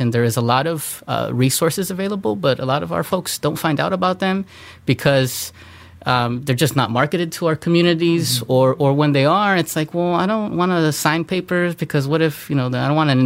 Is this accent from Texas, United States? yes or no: no; Los Angeles, California, United States; I grew up here on the East Side. A lot of imagery is familiar to myself and, you know, other Latinos, Latinas. I grew up in Southern California